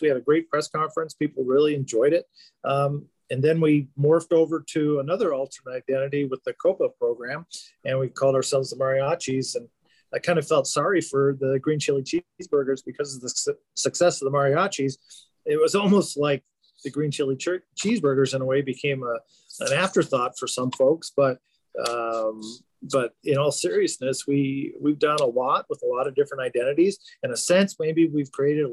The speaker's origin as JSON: {"language": "English", "region": "Southern California", "country": "United States", "tie": "born or raised there", "moved": "yes", "lives_now": "Albuquerque, United States", "said": "I grew up in Southern California"}